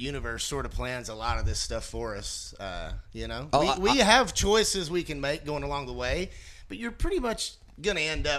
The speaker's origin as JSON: {"language": "English", "town": "Corinth", "region": "Mississippi", "country": "United States", "tie": "born or raised there", "said": "I grew up in the Bible Belt. I'm from Mississippi."}